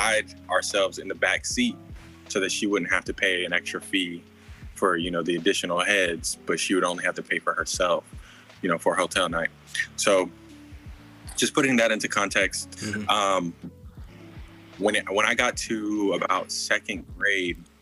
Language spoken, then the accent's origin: English; Anaheim, California, United States; also born or lived in Cypress, California; I'm from California. I was born in Anaheim, California. Grew up in Orange County, California for a part of my life